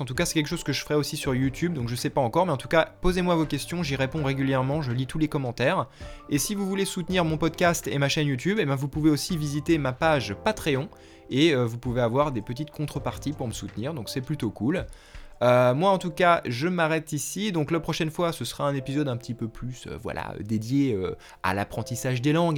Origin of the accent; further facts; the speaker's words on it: France; moved away as an adult; now in United States; je suis français